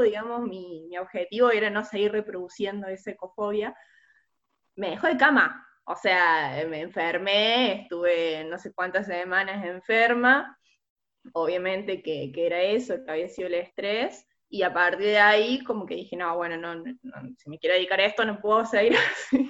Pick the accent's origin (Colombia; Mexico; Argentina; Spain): Argentina; Córdoba; soy de Córdoba